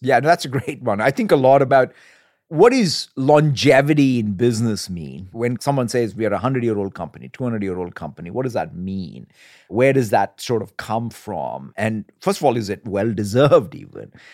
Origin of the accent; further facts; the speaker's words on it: India; moved away; growing up in India and, as you said, as a son of a civil servant